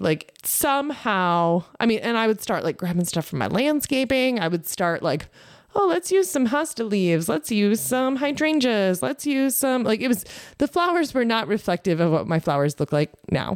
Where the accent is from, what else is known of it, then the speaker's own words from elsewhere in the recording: Lake Benton, Minnesota, United States; I grew up in Southwest Minnesota, on the corner of County Road thirteen and Highway seventy-five, North Lake Benton